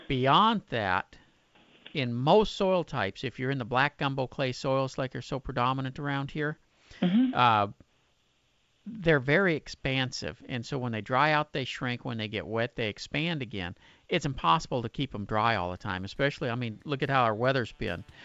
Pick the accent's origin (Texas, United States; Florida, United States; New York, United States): Texas, United States; Pasadena; it's my hometown in Pasadena